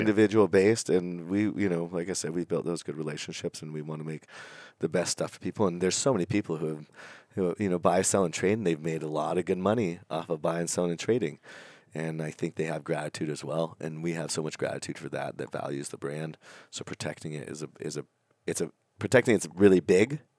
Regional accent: Napa Valley, California, United States; I grew up up in Napa Valley

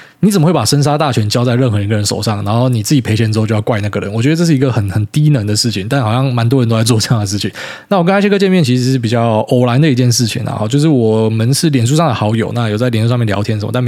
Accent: Miaoli County, Taiwan; now in Taipei, Taiwan; 我本来是苗栗人嘛，我跑来台北大台北地区当都市人之后

